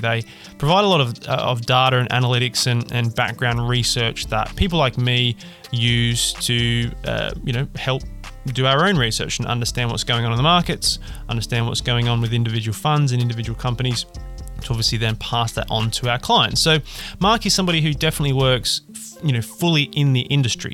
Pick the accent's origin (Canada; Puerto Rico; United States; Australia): Australia; accent: Australian; now in United Kingdom; I'm an Australian with an Australian accent, living and working in the UK